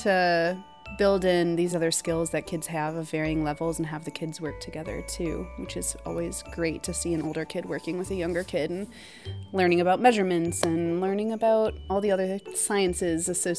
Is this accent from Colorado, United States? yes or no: no; Chicago, Illinois, United States; moved away; I'm from Chicago